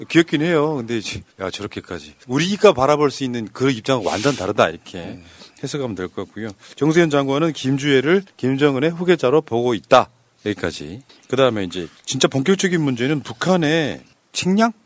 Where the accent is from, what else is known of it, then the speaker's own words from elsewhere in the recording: Honam, South Korea; 우리 고향 같은 데 가면 막 나주평야, 호남평야 있고